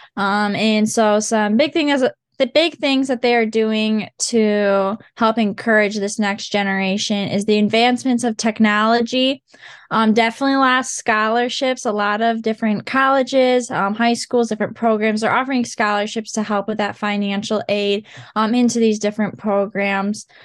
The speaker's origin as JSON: {"language": "English", "town": "Montague", "region": "Michigan", "country": "United States", "tie": "born or raised there", "said": "I'm from Montague, Michigan. So I've grown up on my"}